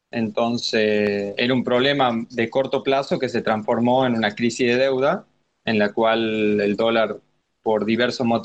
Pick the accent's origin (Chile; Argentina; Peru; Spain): Argentina; soy de Argentina